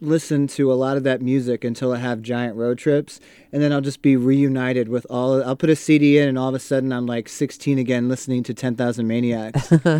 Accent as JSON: {"language": "English", "town": "Queens", "region": "New York", "country": "United States", "tie": "born or raised there", "also_born_or_lived": "Hawaii / Florida", "said": "And we were raised in Queens, New York, and then also in Hawaii and Florida."}